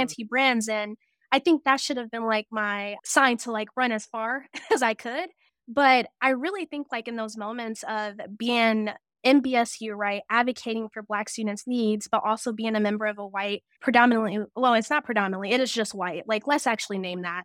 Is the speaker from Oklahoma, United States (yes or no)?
no; Cleveland, Tennessee, United States; moved away as an adult; also born or lived in Toledo, Ohio; I was born in Toledo, Ohio, but I was raised in the middle of nowhere, Tennessee, Cleveland, Tennessee